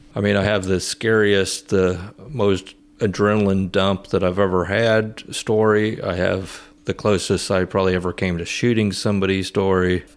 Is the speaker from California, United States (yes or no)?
no; Rantoul, Illinois, United States; I grew up in Rantoul, where my dad went to high school